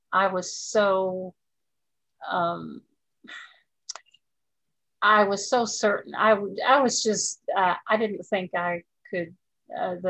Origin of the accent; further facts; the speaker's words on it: Dallas, Texas, United States; also born or lived in Garland, Texas / Austin, Texas; We moved from Dallas to Garland, which is a small town near Dallas